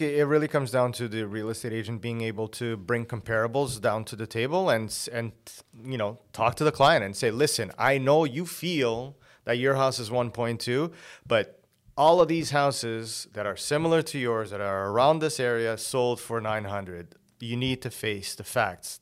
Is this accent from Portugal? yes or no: yes; Portugal; first language Portuguese; English is a second language; moved away as an adult; I was born here. Uh, my parents went back when I was six. So I was raised there until I was nineteen